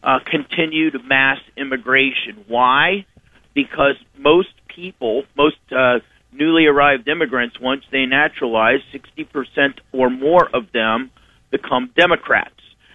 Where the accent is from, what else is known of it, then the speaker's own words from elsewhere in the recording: Ohio, United States; moved away; My home state too. You know, I'm a Buckeye myself